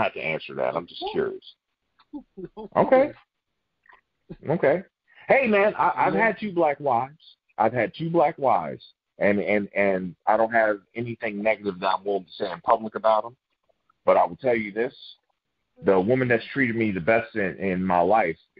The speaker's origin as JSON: {"language": "English", "town": "Baltimore", "region": "Maryland", "country": "United States", "said": "I'm from Baltimore"}